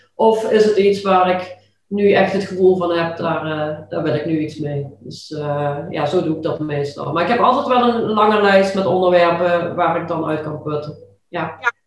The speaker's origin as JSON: {"language": "Dutch", "region": "Limburg", "country": "Netherlands", "accent": "Limburgish", "said": "ik heb altijd ja, best wel moeite gehad, ook toch wel met mijn Limburgse accent"}